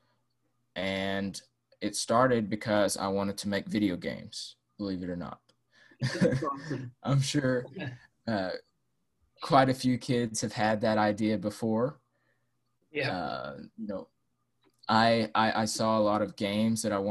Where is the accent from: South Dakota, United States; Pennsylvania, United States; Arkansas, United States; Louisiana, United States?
Arkansas, United States; I'm from Arkansas in the USA